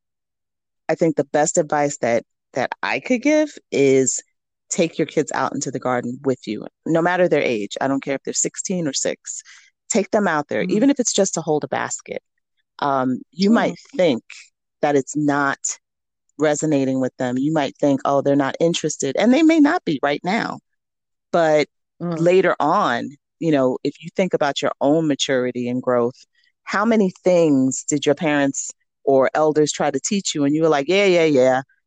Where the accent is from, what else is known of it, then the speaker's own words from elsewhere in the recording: New York City, New York, United States; So I grew up in New York City and went to school for my master's and my doctorate in New York City.